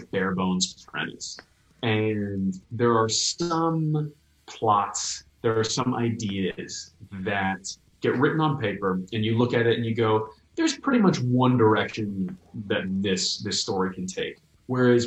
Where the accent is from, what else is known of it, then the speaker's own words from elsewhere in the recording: New York, United States; moved away; I'm from New York